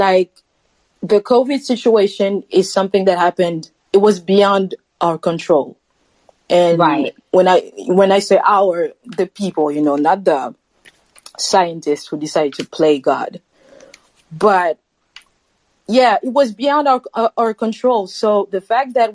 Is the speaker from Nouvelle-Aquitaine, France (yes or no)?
no; Paris, Île-de-France, France; Paris, France, another Frenchie here